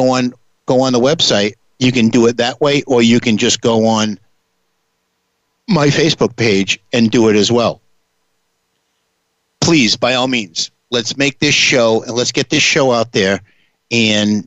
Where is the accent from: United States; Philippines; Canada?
United States; New Bedford, Massachusetts; I come from New Bedford, Massachusetts